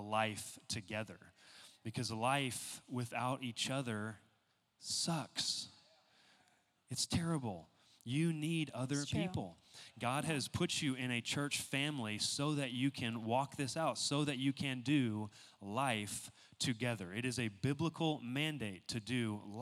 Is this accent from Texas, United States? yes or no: yes; Texas, United States; moved away as an adult; now in San Diego, United States; we're from Texas